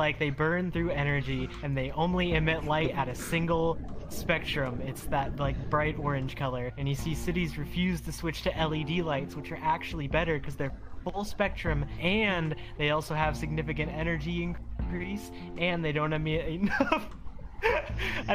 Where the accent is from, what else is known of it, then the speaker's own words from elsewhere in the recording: Mississippi, United States; I'm from America, Mississippi to be specific.